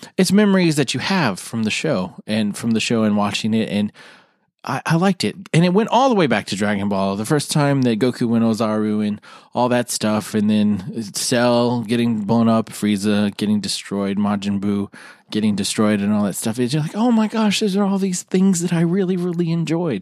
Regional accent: United States; We're American

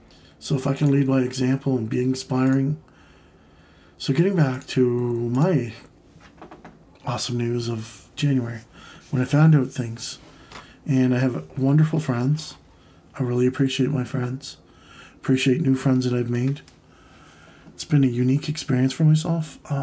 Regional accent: Canada; And, you know, with my home country here in Canada, I mean, we've taken a kind of a step back.

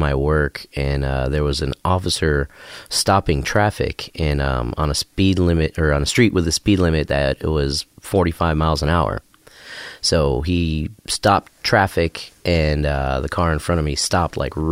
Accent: Chicago, Illinois, United States; growing up in Chicago

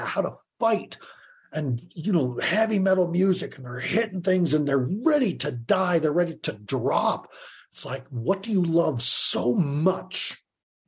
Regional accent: Longmont, Colorado, United States; I was from Longmont, Colorado, like just the middle

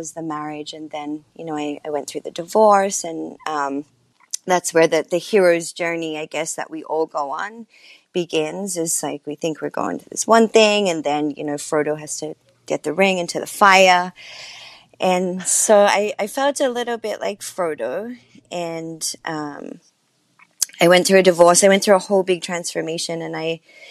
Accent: Sydney, New South Wales, Australia; moved away as an adult; now in United States; I'm from Sydney, Australia, as you mentioned. And, when I moved to the States

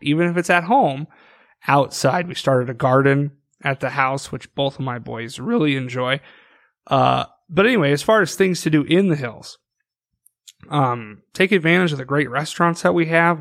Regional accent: northwest Iowa, United States; now in South Dakota, United States; Growing up in Iowa

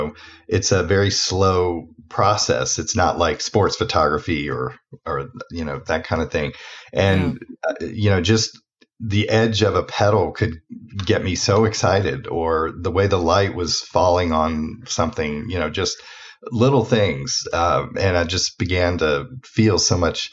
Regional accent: Atlanta, Georgia, United States; I'm from Atlanta originally, trying to lose the accent, not doing a very good job

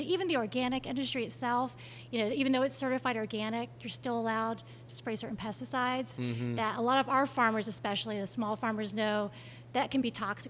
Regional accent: Hampton Roads area of Virginia, United States; also born or lived in Northern California; now in Atlanta, United States; I'm from Virginia. I'm from Hampton Roads area of Virginia.

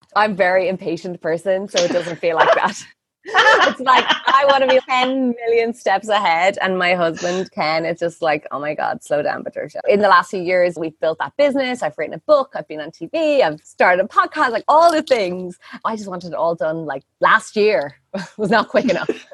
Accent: Ireland; moved away as an adult; also born or lived in India; I'm Irish

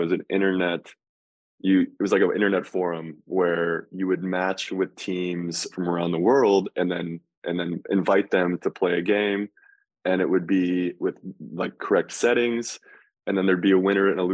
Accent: Colorado Springs, Colorado, United States; I grew up in Colorado Springs, Colorado

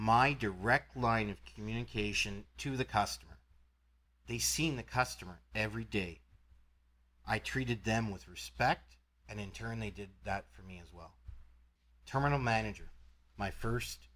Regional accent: Canada; I'm from Canada

